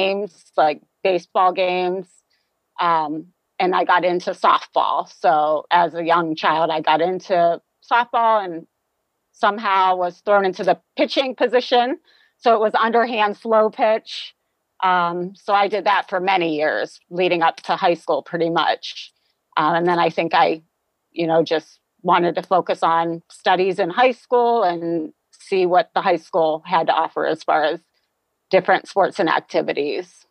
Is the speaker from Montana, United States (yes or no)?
no; Youngstown, Ohio, United States; also born or lived in Toledo, Ohio; I grew up in the Youngstown, Ohio area.